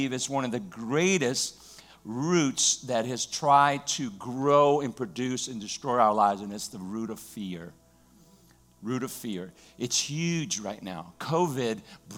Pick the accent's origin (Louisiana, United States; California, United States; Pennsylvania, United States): Louisiana, United States; I grew up in Louisiana